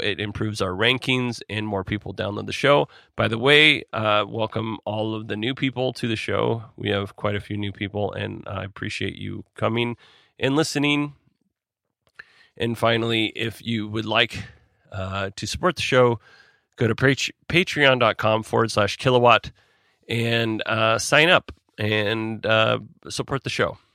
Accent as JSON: {"language": "English", "region": "Alaska", "country": "United States", "said": "I'm from Alaska, and most of my family and friends work in some way around"}